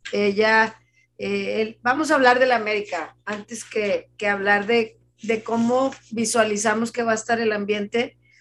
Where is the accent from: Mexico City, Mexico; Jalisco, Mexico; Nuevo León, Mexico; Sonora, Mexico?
Nuevo León, Mexico; Monterrey; Como regios